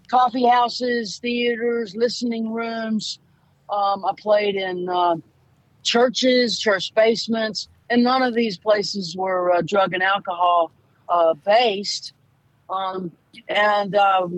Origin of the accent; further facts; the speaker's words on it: Louisiana, United States; moved away; also born or lived in Boston; I'm from Louisiana